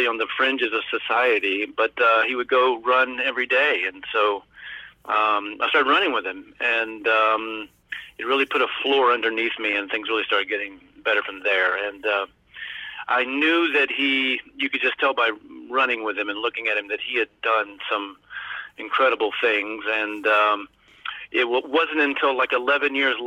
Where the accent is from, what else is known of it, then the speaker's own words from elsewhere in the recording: Alabama, United States; moved away as an adult; also born or lived in New York; I was born and raised in Alabama, and I went to college there. And when I got out, I moved to New York